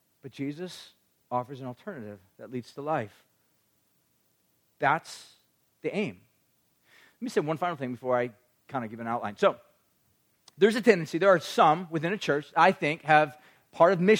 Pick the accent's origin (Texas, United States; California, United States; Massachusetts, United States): California, United States; Orange County; I grew up in Orange County